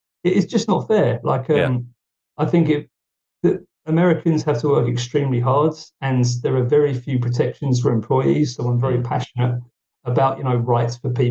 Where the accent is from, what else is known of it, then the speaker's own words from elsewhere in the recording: United Kingdom; now in Finland; being a Brit who's moved to Finland